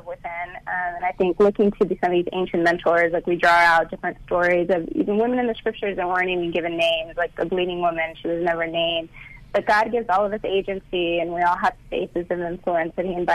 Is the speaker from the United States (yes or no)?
yes; United States; growing up on the border, growing up even as a light-skinned Latina